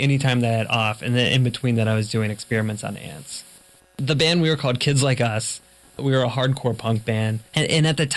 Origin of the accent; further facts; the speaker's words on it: Florida, United States; I was from Florida, so we were based out of Tallahassee, Florida